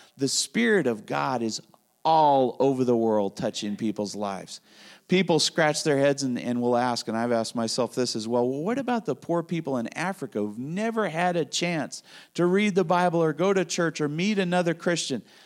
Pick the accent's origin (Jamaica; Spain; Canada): Spain; moved away; I grew up in Spain